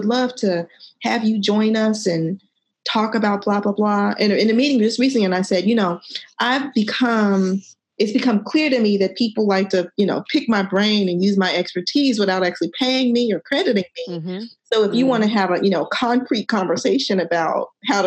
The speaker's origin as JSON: {"language": "English", "region": "Oklahoma", "country": "United States", "tie": "born or raised there", "also_born_or_lived": "Virginia", "moved": "yes", "said": "I grew up in Oklahoma"}